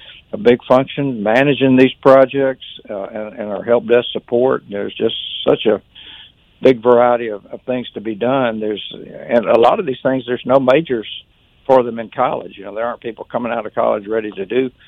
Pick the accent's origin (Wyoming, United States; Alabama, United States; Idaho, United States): Alabama, United States; Birmingham; I'm from Birmingham. I, you know, think of myself as a Birmingham people.